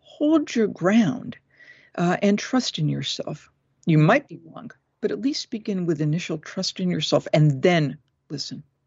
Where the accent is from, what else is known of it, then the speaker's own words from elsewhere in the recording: Massachusetts, United States; moved away as an adult; also born or lived in Tennessee; I'm from Massachusetts. We're, you know, when we're from New England, we kinda say what we think